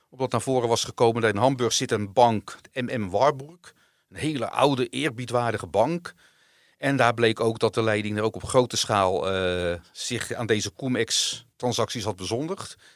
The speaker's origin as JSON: {"language": "Dutch", "country": "Netherlands", "said": "Dus ik ben gewoon een Nederlander en ik krijg mijn dividendbelasting, die kan ik terugkrijgen."}